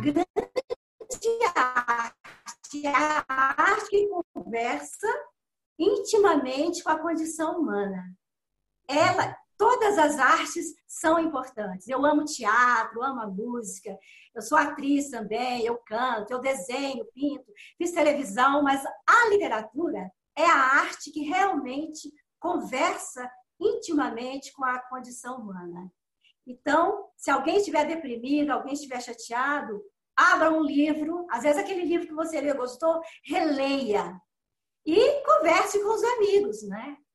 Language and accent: Portuguese; Belo Horizonte, Minas Gerais, Brazil; also born or lived in Dores do Indaiá; eu nasci em Torres do Indaiá, né? Com quatro meses de vida, minha família me levou para Belo Horizonte